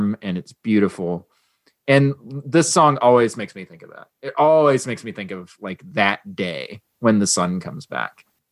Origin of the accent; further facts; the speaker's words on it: North Carolina, United States; now in South Florida, United States; I grew up in North Carolina and we had seasons there, right? I mean, I don't have seasons where I live now. It's perpetually summer in South Florida